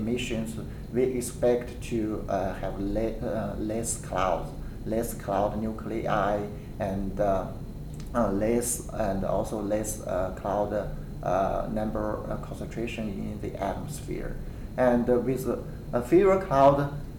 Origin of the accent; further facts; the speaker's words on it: near Xi'an, Shaanxi, China; moved away as an adult; also born or lived in Lanzhou; now in Kansas, United States; I was born in a small village in the central part of China. And my hometown is not far from the city of Xi'an